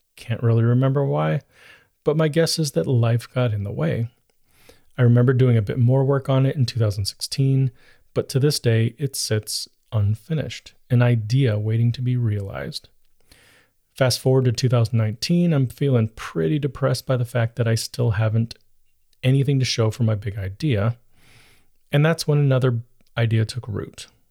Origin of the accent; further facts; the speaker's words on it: United States; about being an American